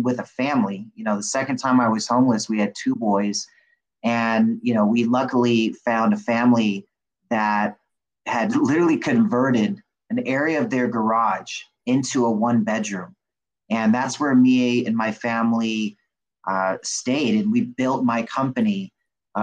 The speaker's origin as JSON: {"language": "English", "town": "Riverside", "region": "California", "country": "United States", "tie": "born or raised there", "said": "I was born in Riverside, California, and grew up in California all my life, bounced around to different homes"}